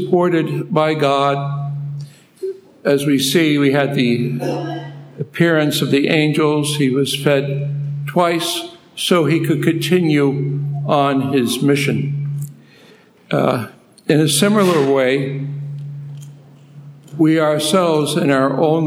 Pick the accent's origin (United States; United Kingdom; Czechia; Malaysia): United States; New York City, New York; moved away as an adult; also born or lived in Philippines; I'm originally from Brooklyn, New York